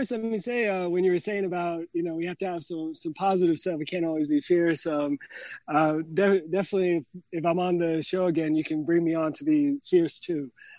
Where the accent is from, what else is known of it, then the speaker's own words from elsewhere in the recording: Fajardo, Puerto Rico; I'm a Puerto Rican author. Don't let the lack of accent fool you. I'm from Fajardo, Puerto Rico.